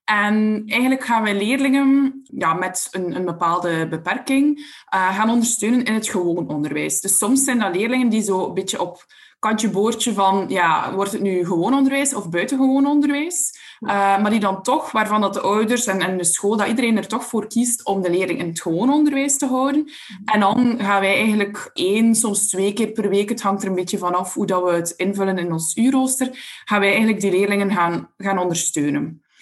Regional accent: Belgium; Uit België.

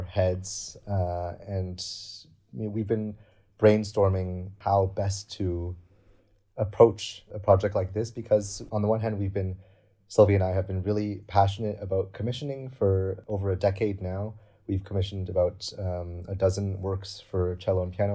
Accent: Canada; moved away as an adult; now in Berlin, Germany; I was born in Canada.

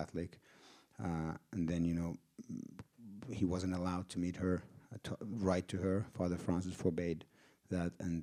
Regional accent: Finland; I'm from Finland.

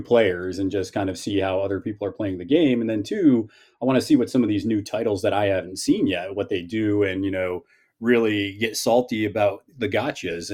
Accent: Northeast, United States; I'm from the Northeast

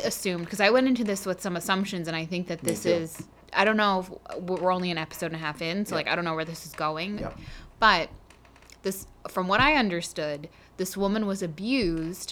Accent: Manassas, Virginia, United States; we live in Manassas, we're from Manassas, I rep Manassas hard

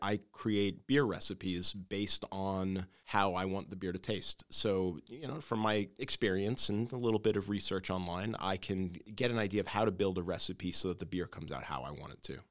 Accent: New York City, New York, United States; moved away as an adult; now in Hackettstown, United States; I grew up on Staten Island

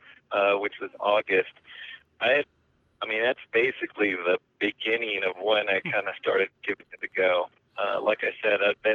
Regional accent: California, United States; moved away as an adult; now in Kingman, United States; I'm from California originally and graduated UCSD sociology.

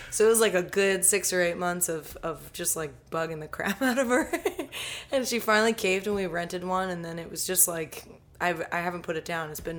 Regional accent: Columbia, Maryland, United States; also born or lived in Dallas, Texas; Moved around a little bit, so I grew up mostly in the Columbia, Maryland area, and then I settled about 7-8 years ago south of Philadelphia.

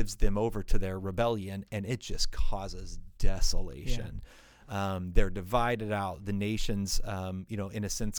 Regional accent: United States; we're American

